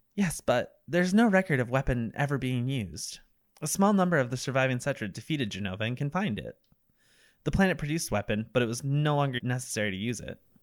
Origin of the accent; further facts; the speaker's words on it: Vermont, United States; I'm from Vermont. We ski here